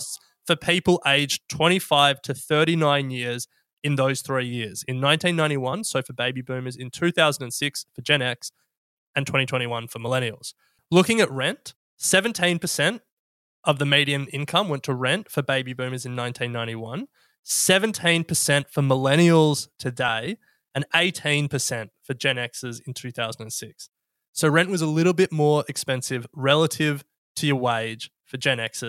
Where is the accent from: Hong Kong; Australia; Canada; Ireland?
Australia